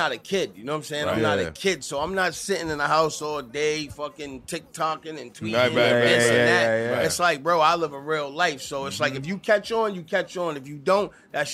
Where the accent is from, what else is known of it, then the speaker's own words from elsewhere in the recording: Boston, Massachusetts, United States; I'm an artist out of Boston, Massachusetts, born and raised